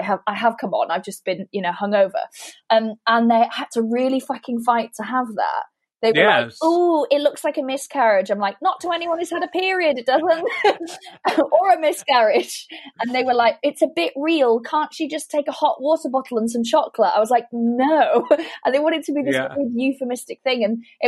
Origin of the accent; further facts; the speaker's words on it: Welsh, Wales, United Kingdom; I didn't feel quite Welsh enough